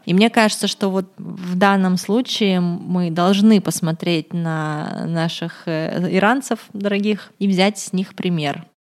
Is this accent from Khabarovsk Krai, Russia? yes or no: yes; Khabarovsk, Khabarovsk Krai, Russia; Я сама из Хабаровска, и я подписана на некоторых наших местных там хабаровских блогеров